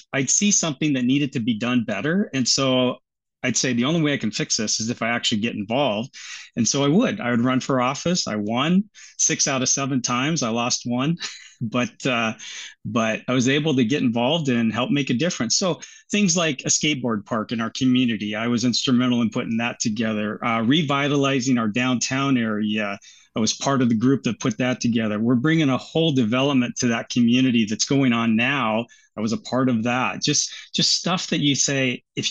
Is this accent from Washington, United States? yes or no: yes; Seattle, Washington area, United States; moved away as an adult; now in Auckland, New Zealand; I came from the Seattle, Washington area in the US. So Seattle, actually south of Seattle, about halfway between Seattle and Portland, Oregon